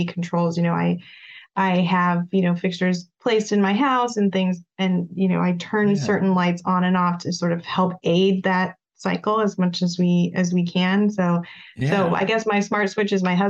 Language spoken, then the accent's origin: English; Prescott, Arizona, United States; now in Phoenix, United States; I'm from Phoenix originally, or from the area, I should say originally, it's actually Prescott, but you know, it's been 10 years since I've lived here